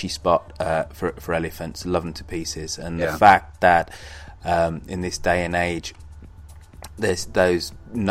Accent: United Kingdom

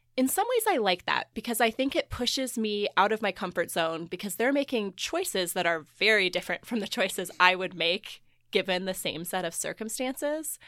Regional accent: Missouri, United States; now in Indiana, United States; growing up in Missouri, I had done a lot of these things as a kid

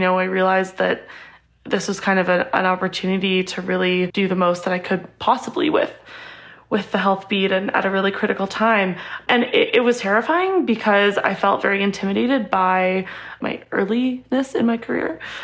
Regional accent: Edmonton, Alberta, Canada; I grew up in Alberta and I'm very lucky to have had amazing healthcare in Edmonton, where I grew up.

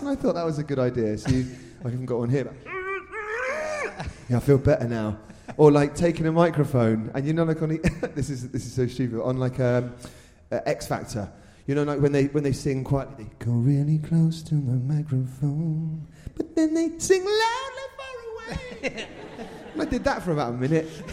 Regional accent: Reading, South East England, United Kingdom; I was born in Reading as well

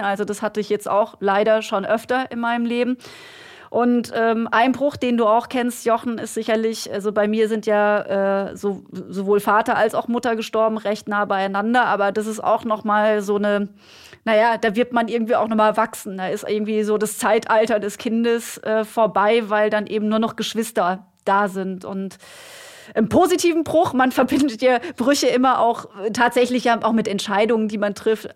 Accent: Germany; hier bei uns in Deutschland

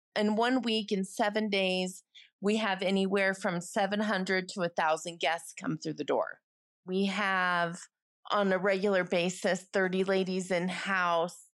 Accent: United States; moved away as an adult; now in United Kingdom; I'm an American who very recently moved to the U K

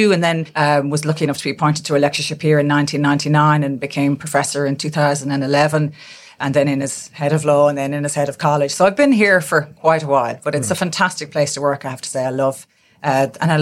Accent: Castlebar, Connacht, Ireland; born in Castlebar, County Mayo, and grew up there as a townie, very proud Castlebar woman

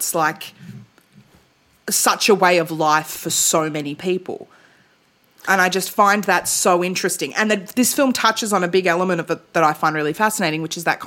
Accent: Melbourne, Victoria, Australia; also born or lived in Tasmania; I was 9 years old when I moved from Tassie to Melbourne

